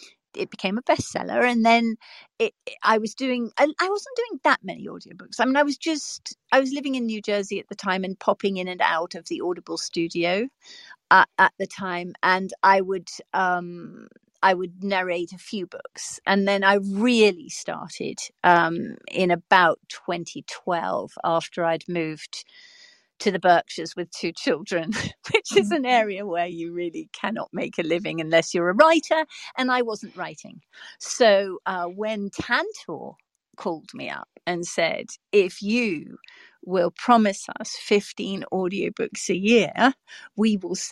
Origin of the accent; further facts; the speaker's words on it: England, United Kingdom; also born or lived in Africa; now in New York City, United States; I was raised in England and Africa.